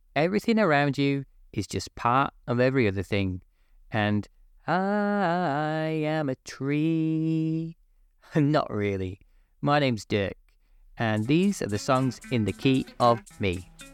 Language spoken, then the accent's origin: English; Manchester, North West England, United Kingdom; also born or lived in Liverpool; I'm from, uh, England, Northwest England, specifically originally Manchester, um, and then moved to Liverpool for university